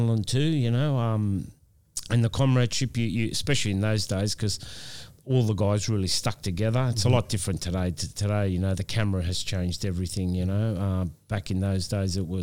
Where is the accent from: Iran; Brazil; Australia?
Australia; this is my hometown.